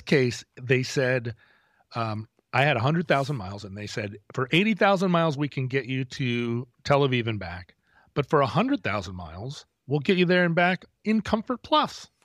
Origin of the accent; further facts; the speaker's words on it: United States; as an American